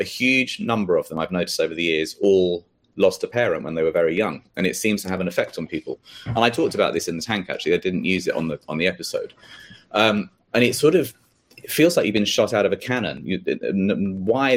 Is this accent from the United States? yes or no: no; English countryside, England, United Kingdom; accent: British; I grew up in the English countryside, which was rather idyllic